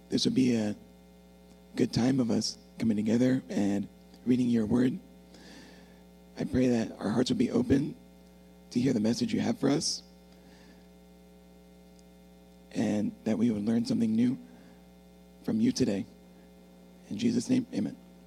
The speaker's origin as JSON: {"language": "English", "region": "Texas", "country": "United States", "tie": "born or raised there", "also_born_or_lived": "Oklahoma / Warren, Michigan", "moved": "as an adult", "lives_now": "Michigan, United States", "said": "I was born in Texas"}